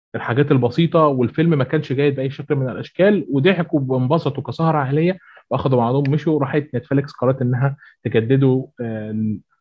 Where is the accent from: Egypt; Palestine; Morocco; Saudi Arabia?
Egypt; هنا عندنا في مصر